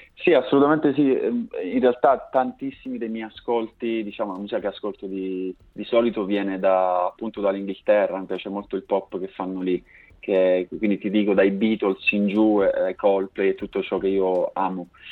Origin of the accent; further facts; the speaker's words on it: Basilicata, Italy; moved away as an adult; now in Milan, Italy; io vivo a Milano da un po' di anni, ma in realtà vengo dalla Basilicata, sono originario di un paesino in provincia di Potenza